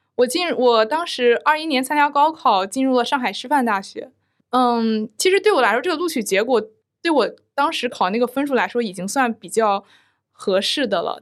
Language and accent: Chinese; Jinan, Shandong, China; moved away as an adult; now in Shanghai, China; 我的家乡是在山东济南